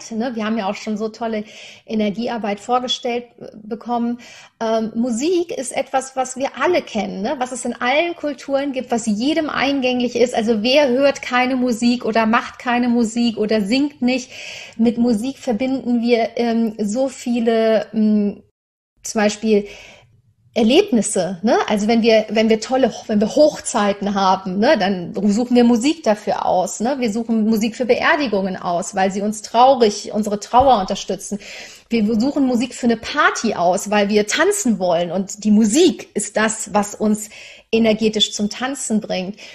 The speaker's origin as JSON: {"language": "German", "town": "Cologne", "region": "North Rhine-Westphalia", "country": "Germany", "tie": "born or raised there", "said": "Ich bin in Köln aufgewachsen, sehr katholisch, habe aber wirklich eine ganz tolle Erfahrung gemacht."}